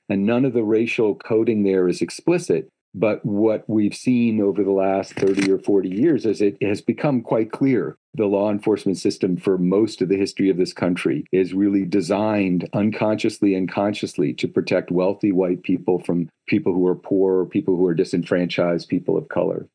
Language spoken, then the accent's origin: English; Palo Alto, California, United States; in the 70s was when I was growing up in Palo Alto